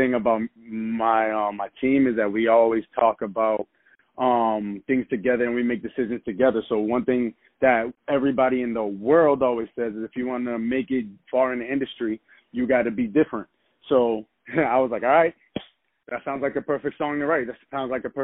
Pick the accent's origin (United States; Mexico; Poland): United States; Boston, Massachusetts; I'm from Boston, Massachusetts